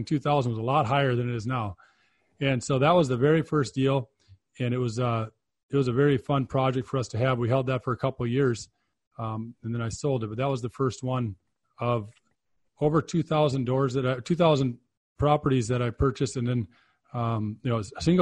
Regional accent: Minneapolis, Minnesota, United States; moved away as an adult; now in Phoenix, United States; I grew up in a bakery business in Minneapolis

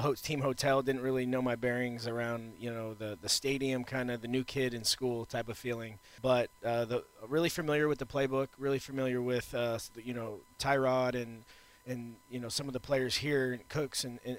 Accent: Houston, Texas, United States; also born or lived in Austin, Texas; I'm from Texas. I'm from Houston. Got a lot of friends here. So it's been great to be in the hometown

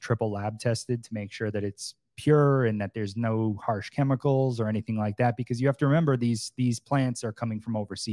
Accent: Massachusetts, United States; moved away as an adult; also born or lived in Boston; now in Florida, United States; growing up in Massachusetts, you know, we didn't really have a lot of places to go or hang out

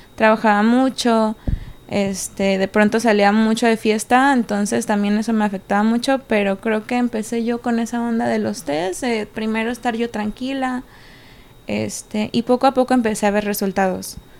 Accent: Puerto Vallarta, Jalisco, Mexico; moved away as an adult; also born or lived in Morelia, Michoacán; now in Monterrey, Mexico; soy nacida en Morelia, Michoacán y crecí en Puerto Vallarta

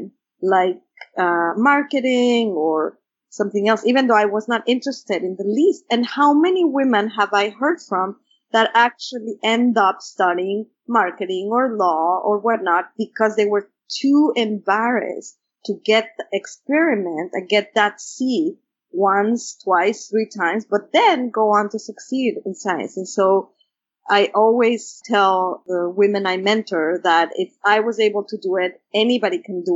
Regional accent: Mexico City, Mexico; English is a second language; moved away; when I was growing up in Mexico City

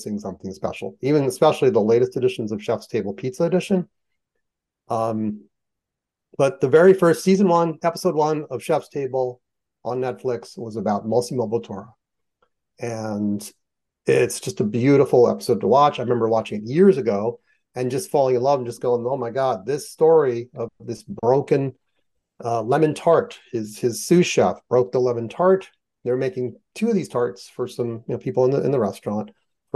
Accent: United States; I am American

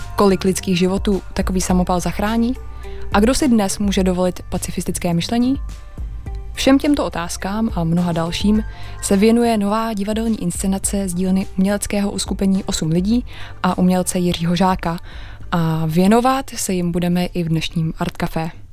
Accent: Czechia

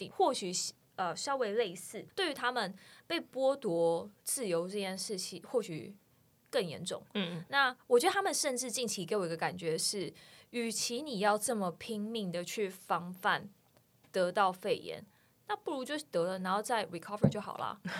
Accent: Taiwan; now in Netherlands; 我是台湾人，怎么样？

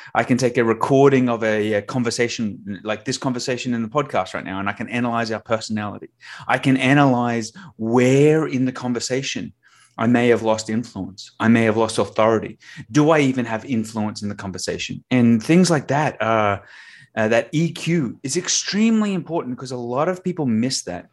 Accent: Australia; I have an accent, so that means I'm from Australia.

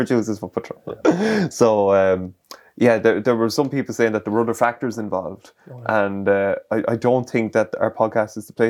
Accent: Ireland

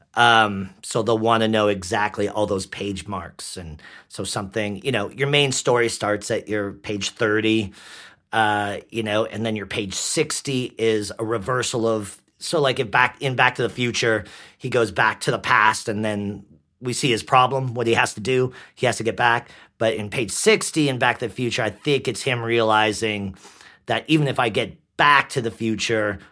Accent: White Rock, British Columbia, Canada; accent: Canadian; also born or lived in Langley, British Columbia / Ottawa, Ontario; I was born in White Rock. I lived in Ottawa, Ontario for years.

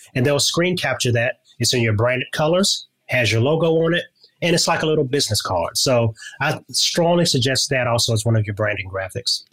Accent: Louisiana, United States; moved away; I'm originally from Louisiana

